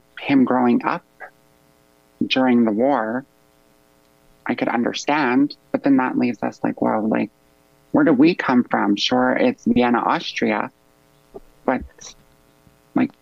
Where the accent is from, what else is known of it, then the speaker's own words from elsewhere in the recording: Canada; I'm from Treaty 6